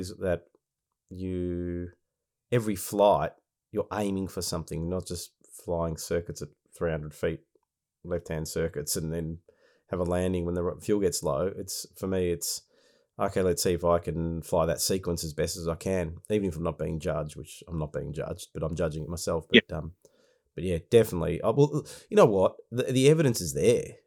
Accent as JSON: {"language": "English", "region": "Victoria", "country": "Australia", "tie": "born or raised there", "said": "my home state of Victoria"}